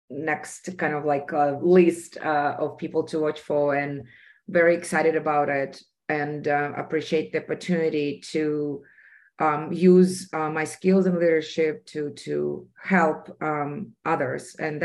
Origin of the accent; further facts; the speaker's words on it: Russia; And I was very passionate about this because of my personal experience growing up in Soviet Union. I grew up in a secret city where a bomb was made, and every activity that we had as individuals was monitored.